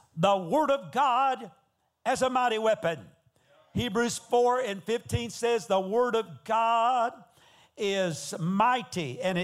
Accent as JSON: {"language": "English", "region": "Georgia", "country": "United States", "moved": "as an adult", "lives_now": "Texas, United States", "said": "I'm originally from Georgia, and I've been living in Texas for 25 years."}